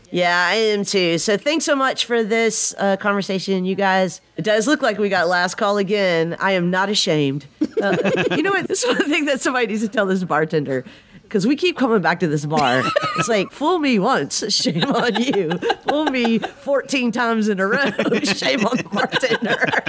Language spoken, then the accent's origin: English; the South, Southern United States, United States; accent: Southern; I have a Southern accent